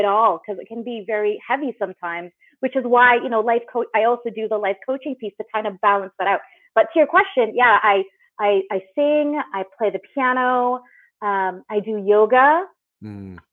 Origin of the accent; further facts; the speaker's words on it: just outside of Vancouver, British Columbia, Canada; I'm originally from just outside of Vancouver, British Columbia, Canada